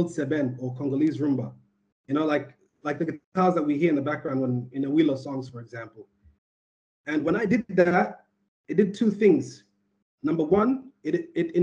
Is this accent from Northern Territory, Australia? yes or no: no; Sydney, New South Wales, Australia; the cats that I grew up around in Western Sydney